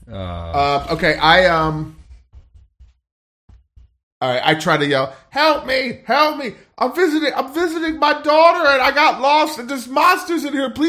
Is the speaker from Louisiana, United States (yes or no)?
yes; Louisiana, United States; I'm Cajun.